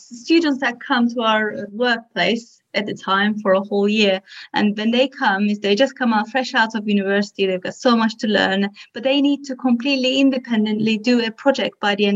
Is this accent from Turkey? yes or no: yes; Turkey; moved away; I'm originally from Turkey